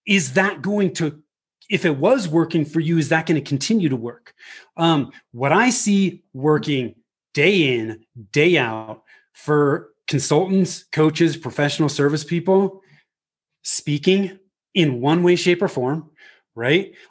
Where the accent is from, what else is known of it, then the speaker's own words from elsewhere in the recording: Bay Area, Northern California, United States; moved away as an adult; also born or lived in Denver; I was born and raised in the Bay Area in Northern mm. California